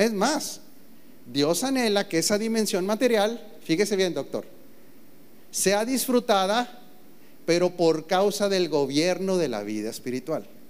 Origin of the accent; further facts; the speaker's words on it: Mexico; como mexicano